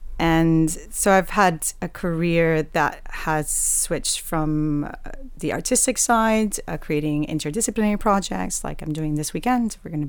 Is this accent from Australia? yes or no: no; Puerto Rico; now in Wales, United Kingdom; So I am originally from Puerto Rico in the Caribbean